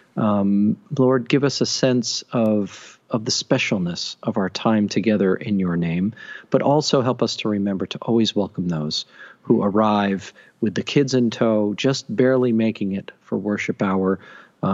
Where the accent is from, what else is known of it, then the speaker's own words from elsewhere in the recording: Mystic, Connecticut, United States; Union Baptist Church in Mystic when I was a kid